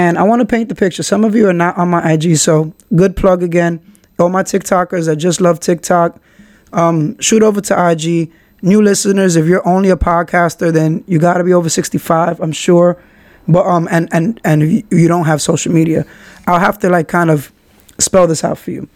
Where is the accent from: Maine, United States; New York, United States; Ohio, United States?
New York, United States; New York City; I'm from Kingsbridge. I shout Kingsbridge out